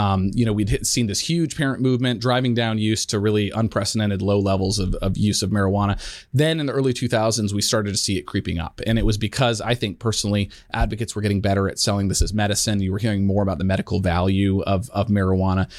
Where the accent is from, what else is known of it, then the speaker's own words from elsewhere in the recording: Colorado, United States; the years growing up in, in Colorado